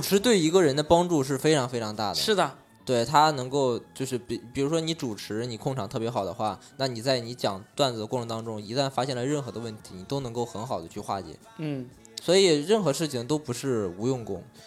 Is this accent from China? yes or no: yes; Anyang, Henan, China; moved away; 我在安阳，大家可能都没听说过，河南峪最，最北边的一个城市，因为我老家嘛